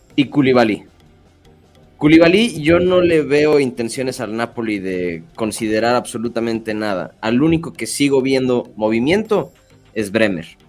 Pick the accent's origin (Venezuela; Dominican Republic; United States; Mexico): Mexico; lo digo como mexicano